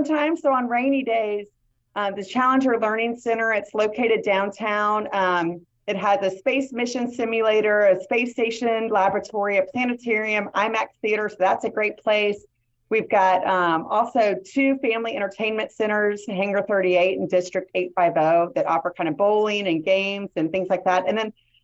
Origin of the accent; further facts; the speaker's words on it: Tallahassee, Florida, United States; I am born and raised in Tallahassee